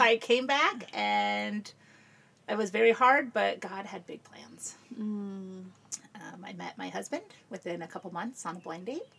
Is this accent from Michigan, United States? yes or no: no; Peoria, Illinois, United States; moved away as an adult; also born or lived in Chicago, Illinois / South Carolina; I grew up in Peoria. Okay. Um, that's where I grew up and lived there